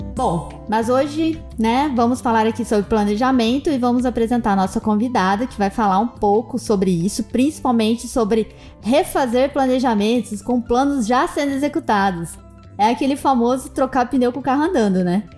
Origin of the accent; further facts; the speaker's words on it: Brazil; nós que somos do Brasil